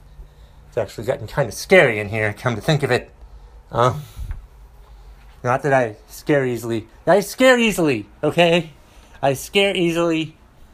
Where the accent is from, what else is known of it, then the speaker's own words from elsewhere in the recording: Boston, Massachusetts, United States; I was born in Boston.